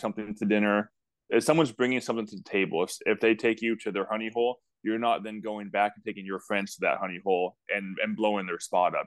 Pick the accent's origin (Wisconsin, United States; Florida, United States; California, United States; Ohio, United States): California, United States; Bay Area, Northern; I grew up in Northern California in the Bay Area